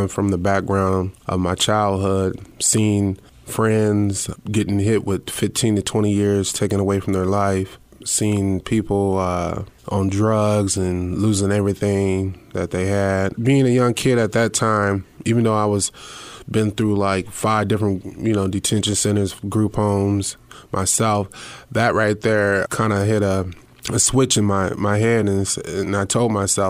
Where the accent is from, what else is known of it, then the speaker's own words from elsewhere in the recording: Fort Dodge, Iowa, United States; moved away; growing up in Fort Dodge